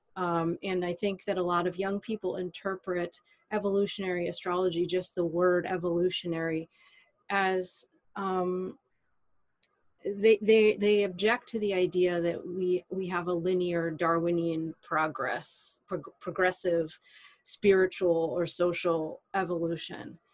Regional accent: United States; I'm an American woman living in the United States in the 21st century

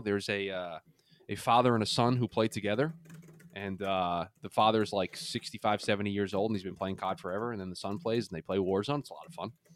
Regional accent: New York, United States; as a kid growing up in New York

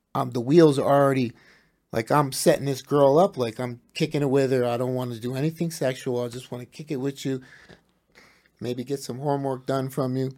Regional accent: New Jersey, United States; from New Jersey

